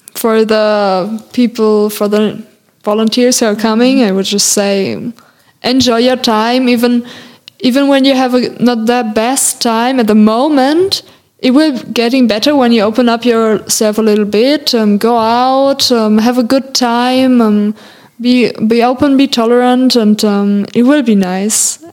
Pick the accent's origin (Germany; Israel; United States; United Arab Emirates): Germany; English is a second language; moved away as an adult; now in France; as a German person